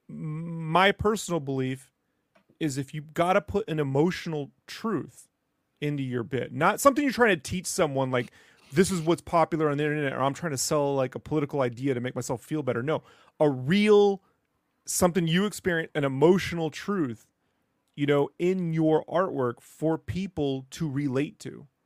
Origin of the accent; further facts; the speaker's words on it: Mexico; moved away; I grew up with in Mexico